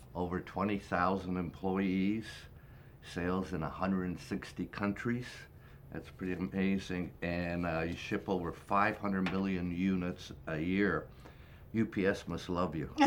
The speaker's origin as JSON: {"language": "English", "town": "Toronto", "region": "Ontario", "country": "Canada", "tie": "born or raised there", "said": "My hometown, Toronto"}